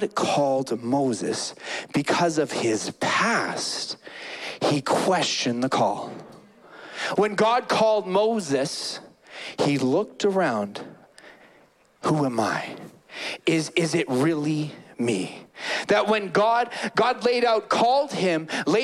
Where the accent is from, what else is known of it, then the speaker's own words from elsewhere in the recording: Calgary, Alberta, Canada; I grew up in Calgary, born and raised in Calgary